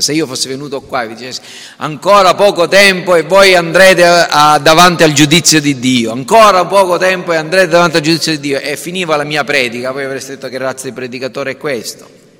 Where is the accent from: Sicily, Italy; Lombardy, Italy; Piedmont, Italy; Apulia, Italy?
Sicily, Italy; siamo siciliani perché siamo nati in Sicilia